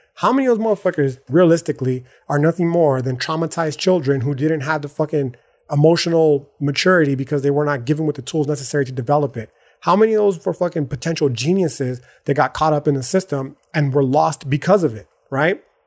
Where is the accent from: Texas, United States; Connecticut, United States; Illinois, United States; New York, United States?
Texas, United States; El Paso; I live in El Paso, Texas